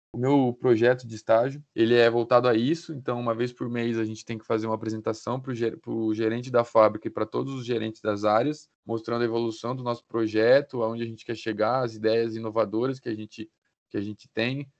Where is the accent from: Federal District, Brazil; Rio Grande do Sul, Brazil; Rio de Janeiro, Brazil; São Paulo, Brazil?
São Paulo, Brazil; Botucatu; moved away as an adult; now in Ponta Grossa, Brazil; sou natural de Botucatu, interior de São Paulo. Vim para cá já tem cinco anos para fazer Engenharia de Produção na UTF